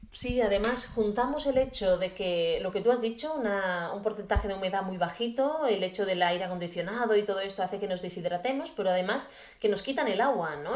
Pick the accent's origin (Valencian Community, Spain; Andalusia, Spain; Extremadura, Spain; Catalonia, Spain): Catalonia, Spain; Garraf area; born or raised there